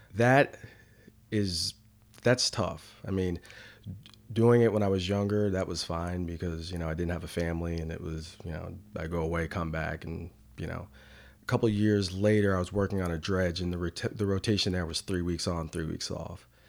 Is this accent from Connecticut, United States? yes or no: yes; New Canaan, Connecticut, United States; now in Durham, United States; in a small town called, uh, New Canaan